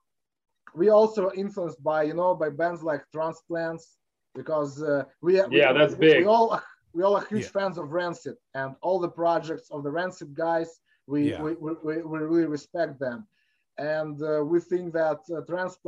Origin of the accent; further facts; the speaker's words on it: Moscow, Russia; When we were growing up in Russia